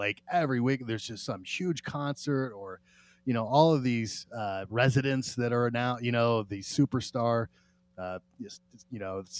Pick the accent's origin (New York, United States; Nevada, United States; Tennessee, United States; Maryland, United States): Nevada, United States; Las Vegas; I'm a born and raised in Las Vegas